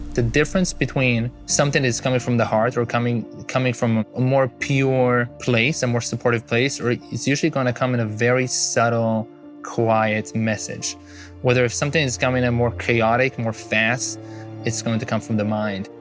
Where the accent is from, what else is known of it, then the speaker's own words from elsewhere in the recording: Israel; moved away as an adult; now in United States; I'm originally from Israel